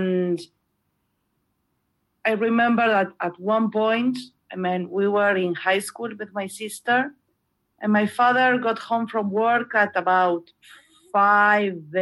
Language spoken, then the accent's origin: English; Montevideo, Uruguay; English is a second language; I was born and raised here in Montevideo, Uruguay, the capital city